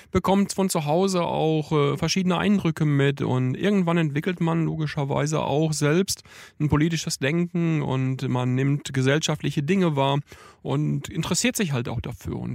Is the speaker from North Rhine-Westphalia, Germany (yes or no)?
yes; Iserlohn, North Rhine-Westphalia, Germany; Lokalpolitiker bei der Linksfraktion im Stadtrat in Iserlohn im Sauerland, von wo ich herkomme.